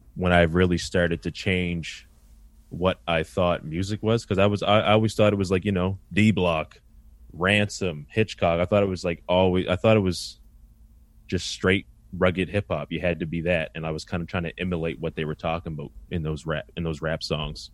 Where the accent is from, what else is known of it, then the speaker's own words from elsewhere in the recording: Halifax, Nova Scotia, Canada; also born or lived in North End, Halifax; I grew up in Spryfield, Nova Scotia, uh, really tight-knit community